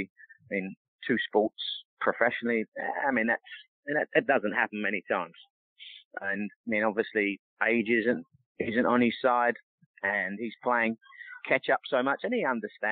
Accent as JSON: {"language": "English", "region": "England", "country": "United Kingdom", "tie": "born or raised there", "moved": "yes", "lives_now": "United States", "said": "growing up in England"}